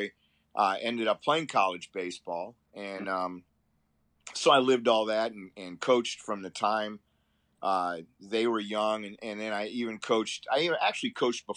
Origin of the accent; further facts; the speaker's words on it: Appleton, Wisconsin, United States; now in Fort Myers, United States; I grew up in Appleton, Wisconsin, just south of Green Bay